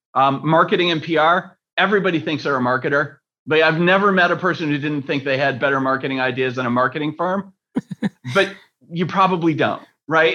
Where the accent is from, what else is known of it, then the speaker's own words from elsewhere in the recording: Rochester, New York, United States; I grew up in Rochester, which is the next city